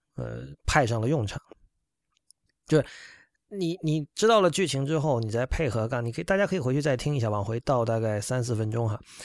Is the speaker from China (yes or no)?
yes; China; 我是作为一个中国人，但是从美国的视角来观察日本的